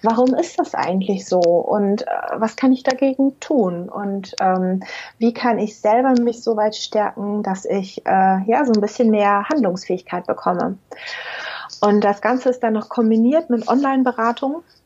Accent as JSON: {"language": "German", "country": "Germany", "also_born_or_lived": "Münster area", "said": "bei uns in Deutschland"}